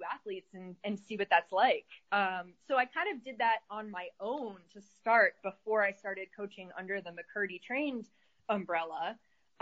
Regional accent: Syracuse, New York, United States; now in Arizona, United States; I live in Arizona, but my company is based in upstate New York, where I'm from originally

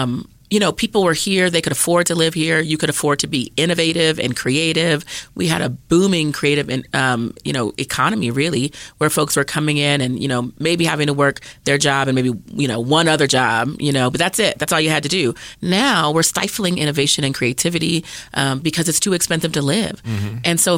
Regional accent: Germany; born there; also born or lived in Colorado Springs, United States; My mom was in the Army, so I was actually born in Germany.

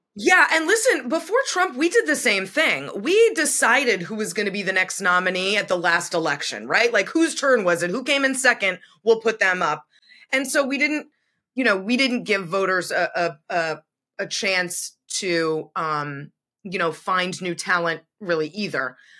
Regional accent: Massachusetts, United States; I grew up in Massachusetts, went to school right on the border

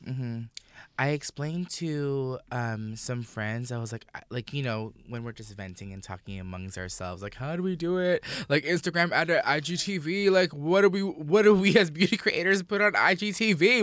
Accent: Orlando, Florida, United States; I grew up in Orlando

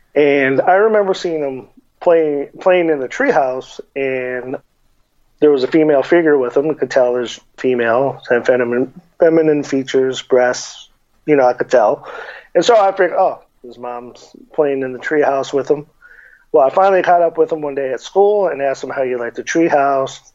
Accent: Tucson, Arizona, United States; growing up in Tucson

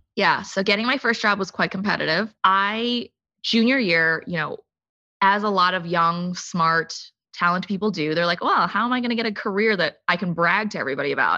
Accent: United States; I grew up in the suburbs of D C

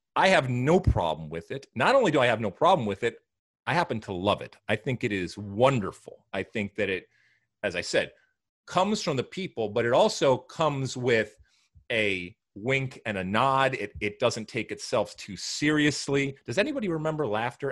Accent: United States; back in the 70s and 80s, growing up in the American soccer community

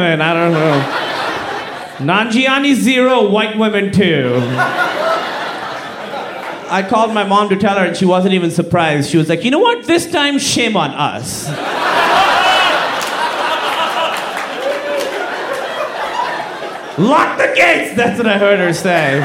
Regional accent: Pakistan; I'm from Pakistan, like I said. Very conservative Muslim family

